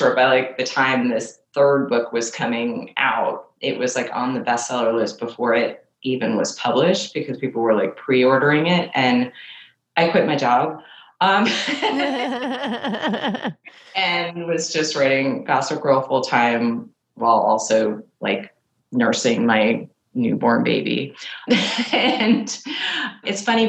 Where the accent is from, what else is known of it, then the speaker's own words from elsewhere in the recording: New York City, New York, United States; I grew up in Manhattan